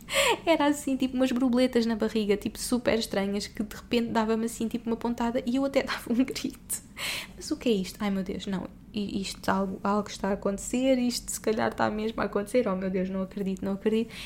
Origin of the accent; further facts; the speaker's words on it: Portugal; moved away as an adult; also born or lived in Dubai; somos portugueses pelo mundo, que estamos há anos fora